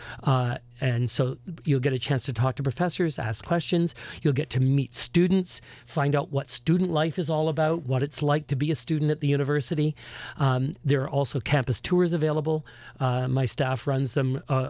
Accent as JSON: {"language": "English", "town": "Toronto", "region": "Ontario", "country": "Canada", "also_born_or_lived": "Newfoundland", "moved": "as an adult", "lives_now": "Windsor, Canada", "said": "I'm originally from Toronto"}